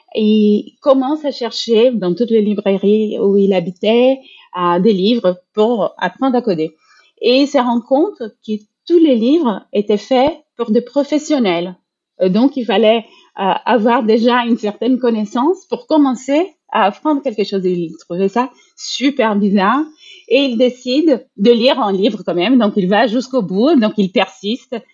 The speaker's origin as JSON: {"language": "French", "country": "Brazil", "moved": "yes", "said": "moi, je suis brésilienne"}